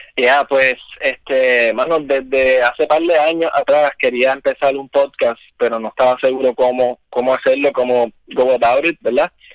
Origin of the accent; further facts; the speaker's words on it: Isabela, Puerto Rico; yo me crié en Isabela originalmente